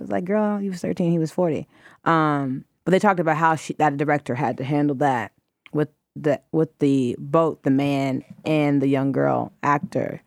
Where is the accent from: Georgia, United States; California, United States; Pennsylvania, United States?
Georgia, United States; Atlanta; went to high school in Atlanta to a private school